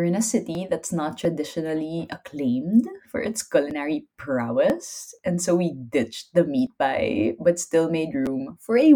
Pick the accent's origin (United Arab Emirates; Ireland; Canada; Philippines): Philippines; I'm Filipino